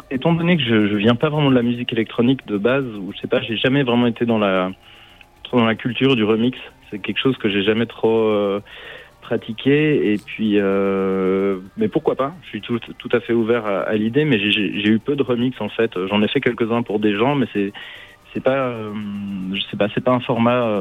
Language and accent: French; Switzerland; moi j'ai grandi en Suisse.